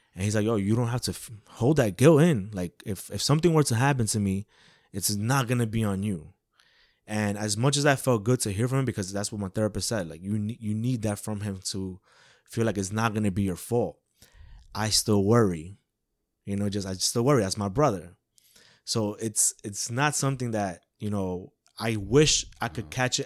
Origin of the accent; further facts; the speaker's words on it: New York City, New York, United States; born and raised in Woodside, Queens, New York